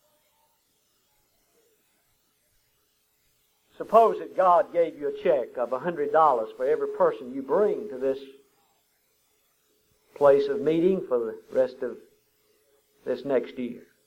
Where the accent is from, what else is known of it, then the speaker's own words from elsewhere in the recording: Huntsville, United States; We grew up together in Huntsville